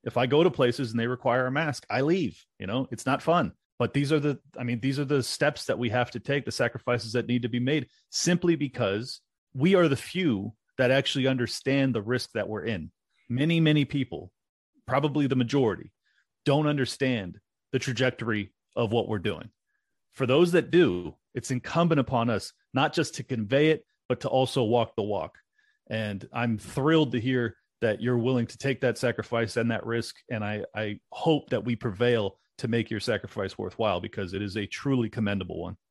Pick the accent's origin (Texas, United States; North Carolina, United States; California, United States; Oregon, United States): California, United States; moved away as an adult; now in Miami, United States; it's my home state. I spent over 35 years there. I, I absolutely love San Diego and the Southern California area